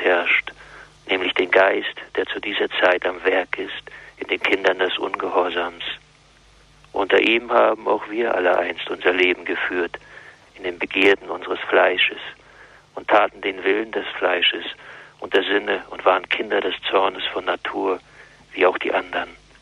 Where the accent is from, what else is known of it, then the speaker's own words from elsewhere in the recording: East Germany, Germany; die auch atheistisch gewesen ist, auch ein Kind des Ostens